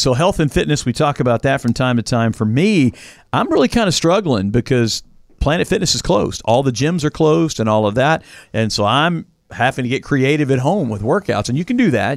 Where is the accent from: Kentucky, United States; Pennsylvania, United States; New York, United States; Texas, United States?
Kentucky, United States; Louisville; I grew up in Louisville, Kentucky